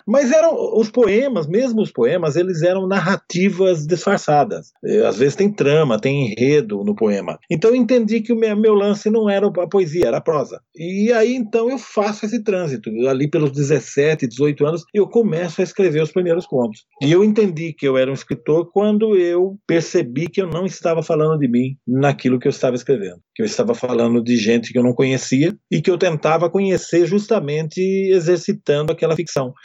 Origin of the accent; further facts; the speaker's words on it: Amparo, São Paulo, Brazil; now in São Paulo, Brazil; Eu sou de Amparo, eu sou de uma cidade pequena